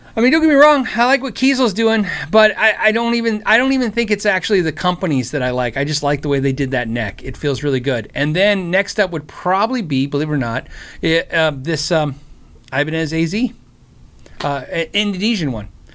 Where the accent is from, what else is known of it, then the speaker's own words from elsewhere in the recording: United States; I'm American